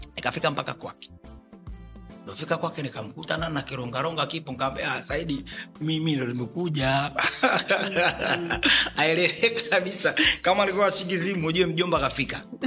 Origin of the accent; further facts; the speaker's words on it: Moshi, Kilimanjaro, Tanzania; also born or lived in Arusha / Nairobi / Uganda / Mwanza; now in Dar es Salaam, Tanzania; Moshi, mkoa wa Kilimanjaro. Ndio nilipozaliwa na nimekulia